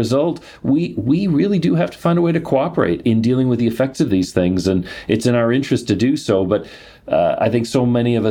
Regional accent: Detroit, Michigan, United States; growing up in Detroit

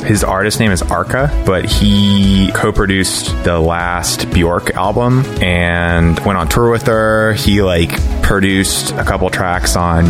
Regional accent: Houston, Texas, United States; moved away as an adult; also born or lived in New York; now in Los Angeles, United States; No, I'm from Houston originally. Ah. Went to school in New York. Now I live in LA.

